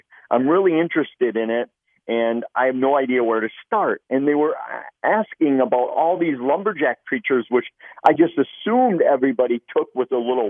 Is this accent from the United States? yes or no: yes; Midwest, United States; Growing up in the Midwest, I had always heard legends of these creatures.